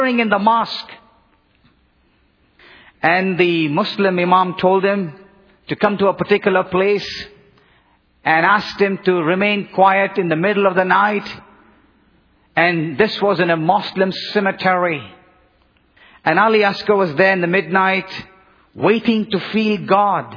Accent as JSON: {"language": "English", "town": "Bangalore", "region": "Karnataka", "country": "India", "tie": "born or raised there", "moved": "yes", "said": "the southern Indian city of Bangalore, my hometown"}